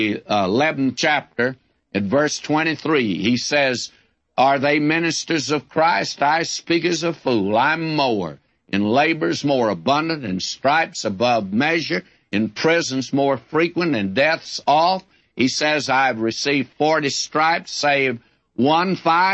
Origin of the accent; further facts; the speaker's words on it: West Texas, United States; born or raised there